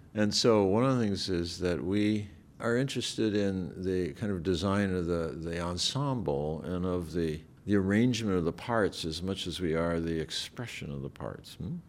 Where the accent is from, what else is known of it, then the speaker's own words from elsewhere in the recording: Alaska, United States; moved away as an adult; I grew up in Alaska